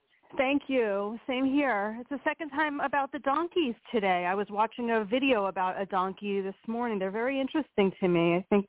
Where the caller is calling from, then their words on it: Pennsylvania, United States; from Pennsylvania